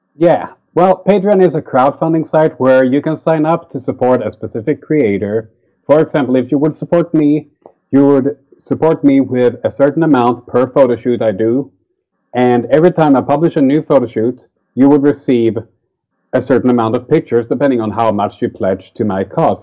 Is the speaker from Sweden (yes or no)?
yes; Sweden; It's a local festival to my hometown